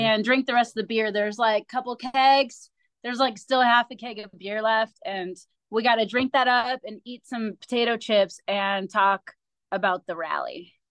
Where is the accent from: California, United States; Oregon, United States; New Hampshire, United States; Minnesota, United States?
Minnesota, United States; Minneapolis; moved away as an adult; now in Kansas City, United States; I'm from Minneapolis, but I've moved to Kansas City five years ago.